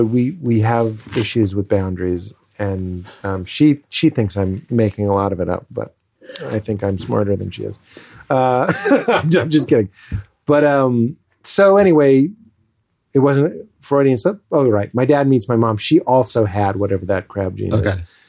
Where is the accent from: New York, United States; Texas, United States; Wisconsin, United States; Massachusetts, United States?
Massachusetts, United States; Lexington; Well, I'm from Lexington, Massachusetts.